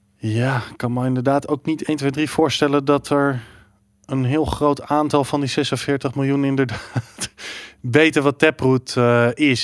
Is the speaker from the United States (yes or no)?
yes; Texas, United States; moved away; ik ben in Texas opgegroeid zelf